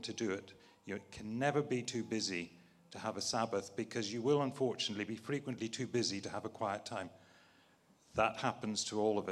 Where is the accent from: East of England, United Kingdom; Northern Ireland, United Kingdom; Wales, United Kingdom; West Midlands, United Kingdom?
Northern Ireland, United Kingdom; I was brought up as a Scottish Covenanter in a farm in Northern Ireland